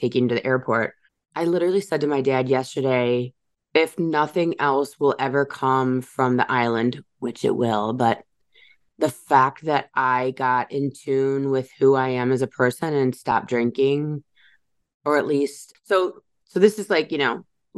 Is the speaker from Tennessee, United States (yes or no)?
no; Chicago, Illinois, United States; also born or lived in Michigan; my hometown here in the Chicagoland area